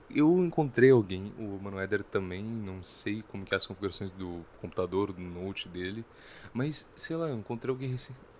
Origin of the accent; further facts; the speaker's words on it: Brazil; nós somos brasileiros